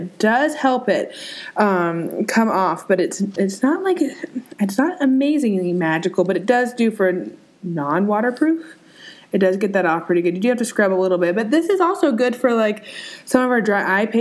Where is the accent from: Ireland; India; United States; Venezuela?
India; It's just you know sometimes I'm Indian. Okay, there, it has to be a little spicy.